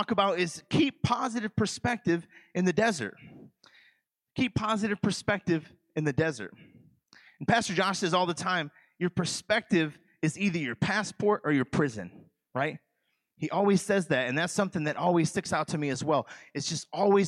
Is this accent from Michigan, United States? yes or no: yes; Michigan, United States; moved away; I'm from the state of Michigan. I'm from Michigan